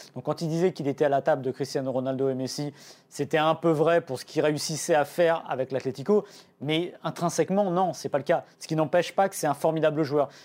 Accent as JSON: {"language": "French", "country": "France", "said": "on est de France"}